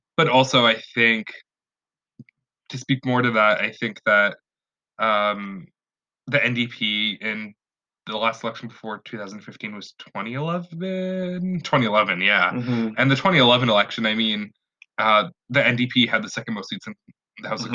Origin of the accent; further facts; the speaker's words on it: Vancouver, British Columbia, Canada; I grew up in Vancouver